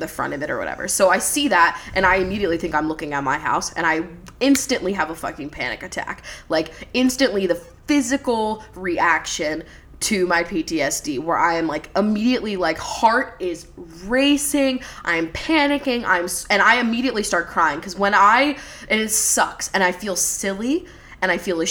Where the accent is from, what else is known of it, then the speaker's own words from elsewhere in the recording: Levittown, Pennsylvania, United States; I grew up in Levittown, PA.